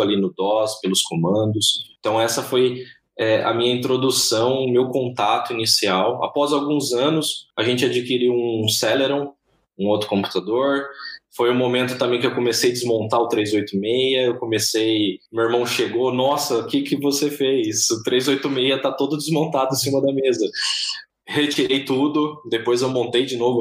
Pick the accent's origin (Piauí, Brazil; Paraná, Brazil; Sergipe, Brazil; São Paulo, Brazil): São Paulo, Brazil; Bilac; accent: R puxado; moved away; eu venho de uma cidade lá do interior de São Paulo, eu tenho esse R puxado, né? É, de uma cidade chamada Bilac